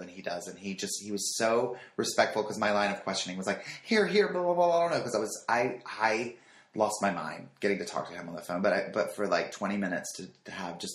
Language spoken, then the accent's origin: English; North Carolina, United States; moved away; I'm from North Carolina